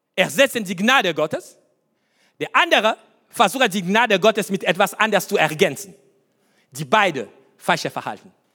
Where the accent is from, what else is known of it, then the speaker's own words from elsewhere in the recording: Kinshasa, DR Congo; German is a second language; now in Germany; meine Kindheit, was ich sage euch, Kindheit in Afrika